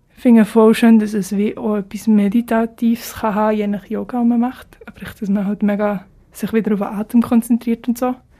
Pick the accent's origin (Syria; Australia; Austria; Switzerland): Switzerland; accent: Swiss German; first language Swiss German; also born or lived in Zurich; in meiner Muttersprache